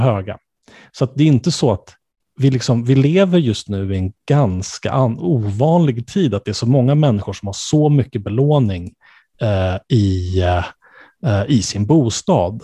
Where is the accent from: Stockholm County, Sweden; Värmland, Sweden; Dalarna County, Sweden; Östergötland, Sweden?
Stockholm County, Sweden; jag som då är född och uppvuxen i, eh, Stockholmsregionen, om än inte i Stockholms kommun